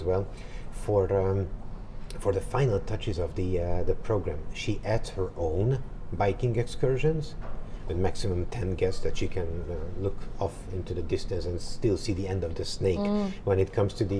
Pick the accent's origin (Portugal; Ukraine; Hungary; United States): Hungary; Budapest; I'm from Budapest, Hungary